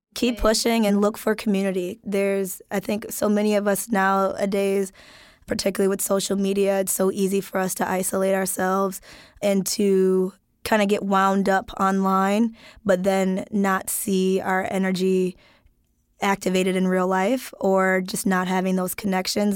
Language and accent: English; Wisconsin, United States; I'm from Wisconsin